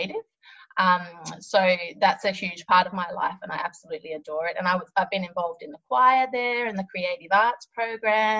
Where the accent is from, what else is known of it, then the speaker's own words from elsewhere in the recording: Australia; also born or lived in Sydney, Australia; I'm an Australian abstract artist and I'm based in Sydney, Australia